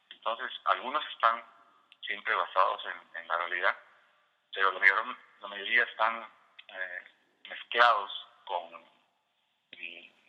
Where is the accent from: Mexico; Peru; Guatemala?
Peru; also born or lived in Virginia / Washington DC, United States; now in Virginia, United States; dentro del área de Estados Unidos, que es el área donde vivo, es la de Virginia, Washington DC, y otros también están ambientados en mi país, en Perú que no necesariamente los escribía allá, los escribía aquí, pero están inspirados en, la época en que yo vivía allá todavía.